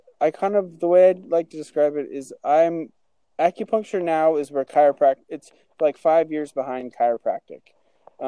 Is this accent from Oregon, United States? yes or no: yes; Albany, Oregon, United States; I grew up in Albany, Oregon